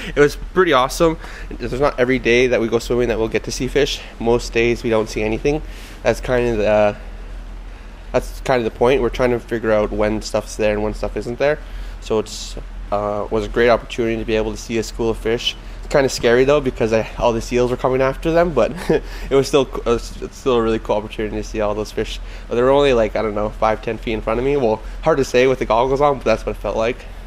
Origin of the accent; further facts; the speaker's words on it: Squamish, British Columbia, Canada; I come from the Aquapson uh, Reservation, which is in Squamish. I'm a Squamish person